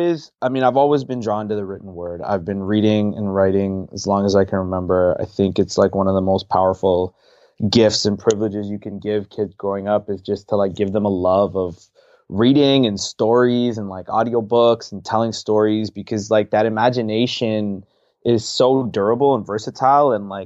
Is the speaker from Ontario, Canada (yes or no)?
yes; Pickering, Ontario, Canada; So I grew up in Toronto, Ontario. Canada, so the six, as Drake has dubbed it, just a little bit outside in a city called Pickering, where my family lives.